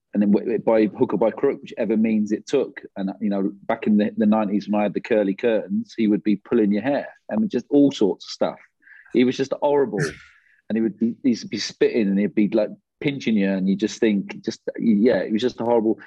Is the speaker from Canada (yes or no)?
no; England, United Kingdom; being an Englishman